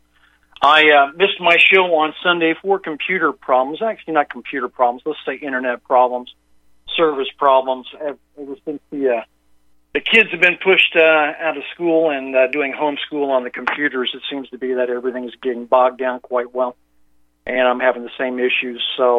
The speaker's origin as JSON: {"language": "English", "region": "Indiana", "country": "United States", "tie": "born or raised there", "moved": "yes", "said": "I grew up in Indiana"}